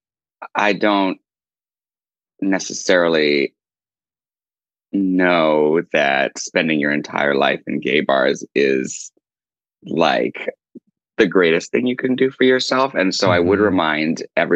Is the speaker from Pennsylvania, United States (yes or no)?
no; Seattle, Washington, United States; now in New York, United States; I grew up in Seattle, just outside of Seattle is where I spent my teen years. I grew up in Seattle proper when I was a kid, and then we moved out to the suburbs.